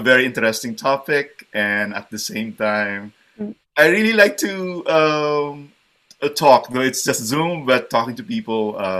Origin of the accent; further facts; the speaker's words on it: Davao City, Davao Region, Philippines; moved away as an adult; also born or lived in Las Piñas, Metro Manila, Philippines; now in Waterloo, Canada; I grew up in the Philippines. So I was born in the southern part of the Philippines, a city called Davao, so Davao City. And I think from the time I was born till about, I would say, maybe 12 years old, I was in that city